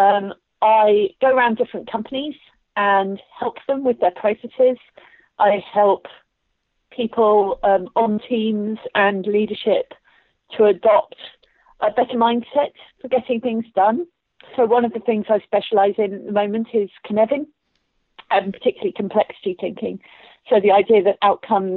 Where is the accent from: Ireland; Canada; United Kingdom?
United Kingdom; Luton, East of England; I grew up in Luton